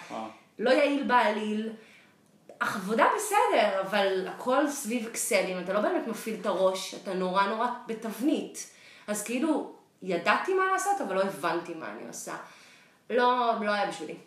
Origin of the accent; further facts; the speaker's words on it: Israel; moved away as an adult; also born or lived in Boston / New York; now in San Francisco, United States; אני ישראלית במקור, גרה היום בסן פרנסיסקו